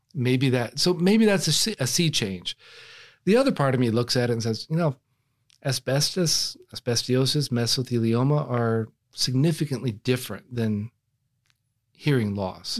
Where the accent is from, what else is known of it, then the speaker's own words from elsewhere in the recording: Texas, United States; I'm from Texas